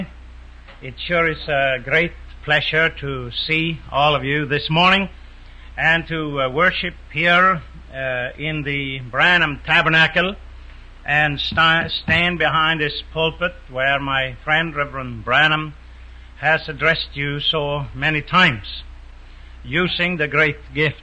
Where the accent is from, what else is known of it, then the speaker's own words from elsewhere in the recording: Sweden; moved away; also born or lived in New York, United States; I'm a Swede. I wasn't born in America. I was born in Sweden.